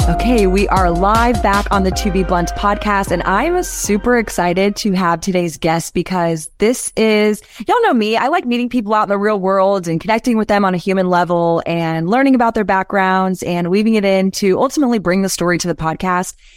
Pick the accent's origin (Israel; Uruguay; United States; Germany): United States; Texas; I am from Texas